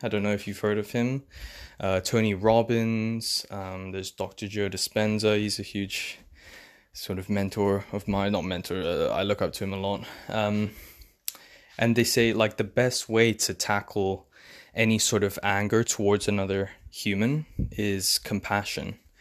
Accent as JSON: {"language": "English", "region": "England", "country": "United Kingdom", "also_born_or_lived": "London", "said": "I'm from England. I live in London."}